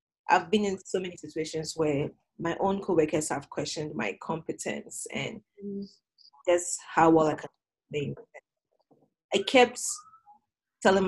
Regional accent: Ghana; now in Rexburg, United States; growing up in Ghana

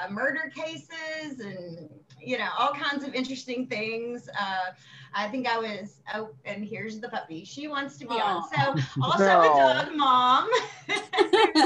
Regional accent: Bowling Green, Kentucky, United States; moved away as an adult; also born or lived in Florida; I grew up in Bowling Green, Kentucky

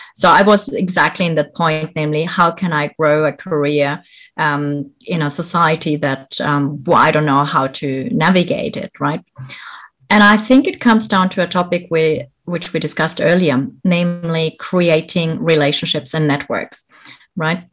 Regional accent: Germany; moved away as an adult; also born or lived in Bolivia / France / United Kingdom / Malaysia; I was born in Bolivia, South America. I grew up here in Germany.

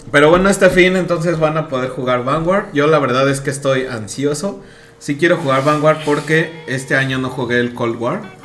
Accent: Mexico; nosotros somos de México

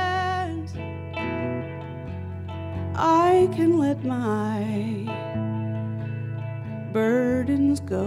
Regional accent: North Carolina, United States; moved away as an adult; also born or lived in Seattle / Nashville, Tennessee / Virginia; I grew up in North Carolina. Born and raised till I was 18, then I went as far away as I could to Seattle

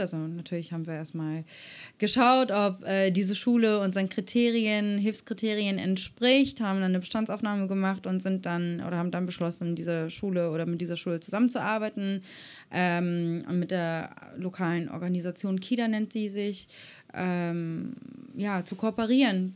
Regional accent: Germany; ich bin privilegiert aufgewachsen in Europa, in Deutschland

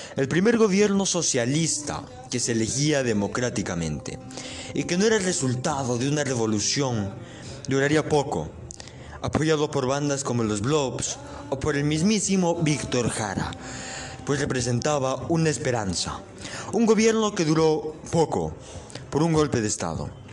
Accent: Ecuador; soy ecuatoriano

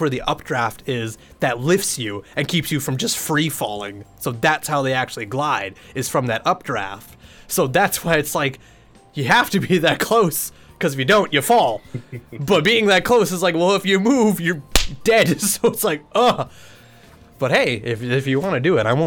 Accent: British Columbia, Canada; I'm from the province of British Columbia

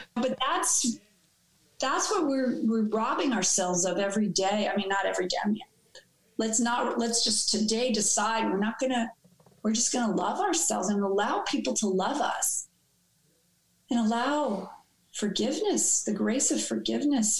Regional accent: New York City, New York, United States; growing up in New York City

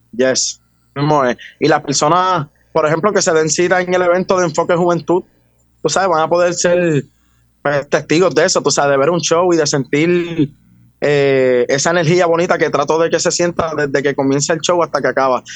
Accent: Juncos, Puerto Rico; also born or lived in Caguas, Puerto Rico; Yo soy del pueblo de Juncos.

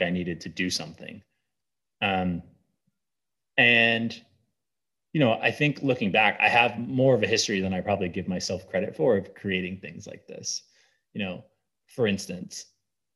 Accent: Southern Maine, United States; I grew up in Southern Maine

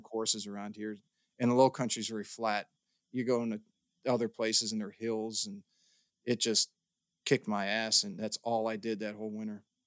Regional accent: Midwest, United States; growing up in the Midwest

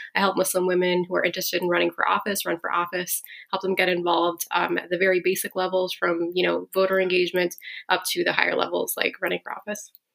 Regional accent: Minneapolis, Minnesota, United States; now in Chicago, United States; I'm here from Minneapolis

